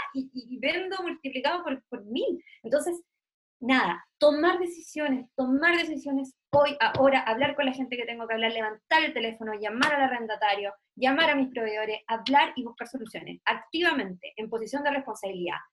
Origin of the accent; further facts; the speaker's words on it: Puerto Montt, Los Lagos, Chile; yo soy de Puerto Montt, en, el sur de Chile